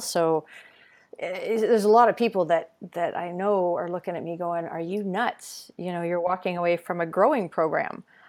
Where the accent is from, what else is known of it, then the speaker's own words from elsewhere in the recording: Ontario, Canada; I grew up moving around Ontario